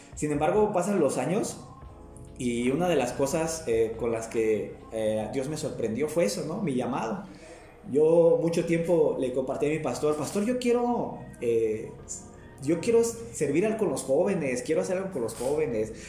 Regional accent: Guadalajara, Jalisco, Mexico; also born or lived in Zamora, Michoacán / San Jeronimito, Guerrero; now in Maravatío, Mexico; radiqué muchos años en Zamora, Michoacán, pero pues este, soy nacido en Guadalajara, Jalisco

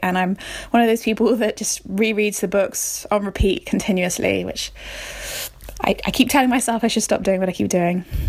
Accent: Somerset, South West England, United Kingdom; I'm from Somerset in England

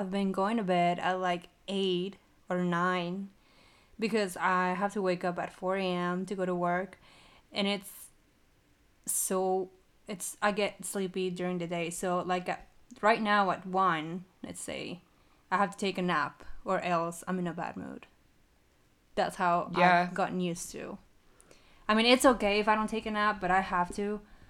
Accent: Mexico; I know, I'm from Mexico, but I don't know where that is.

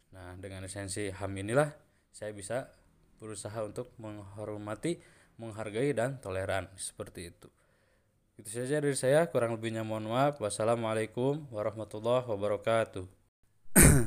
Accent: Sunda, Indonesia; Seperti saya, golongan orang atau suku Sunda

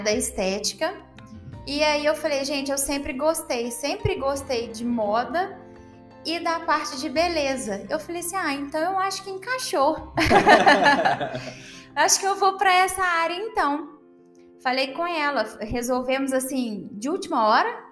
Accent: Ubá, Minas Gerais, Brazil; moved away as an adult; also born or lived in Juiz de Fora; now in Campo Belo, Brazil; eu sou natural de Ubar

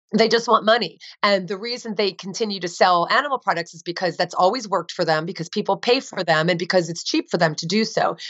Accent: New Jersey, United States; I grew up in New Jersey

